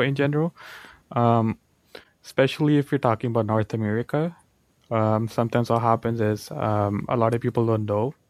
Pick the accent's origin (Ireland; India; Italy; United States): India; Chandigarh; also born or lived in Brampton, Ontario, Canada; now in Canada; I was born in Punjab, Chandigarh. And a big part of that is also me living with my grandparents